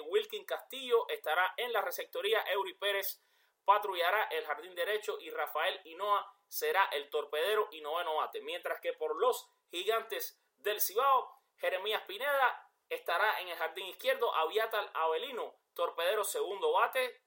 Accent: Cuba; yo soy cubano

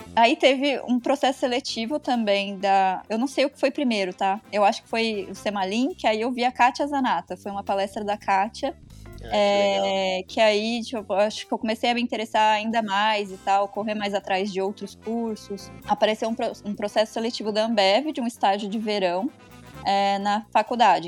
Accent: Ribeirão Preto, São Paulo, Brazil; moved away as an adult; now in Belgium; natural da Ribeirinha, então eu sou de Ribeirão também

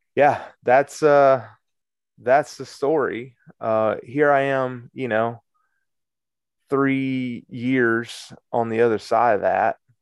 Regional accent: Cedartown, Georgia, United States; also born or lived in Marietta, Georgia; I'm from Cedar Town

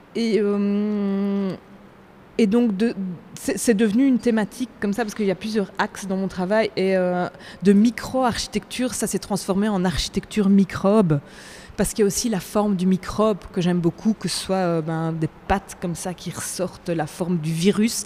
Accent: Belgium; Je viens de Belgique

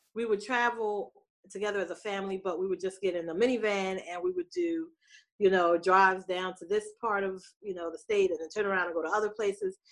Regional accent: New Jersey, United States; moved away as an adult; also born or lived in Pittsburgh; I was raised in New Jersey.

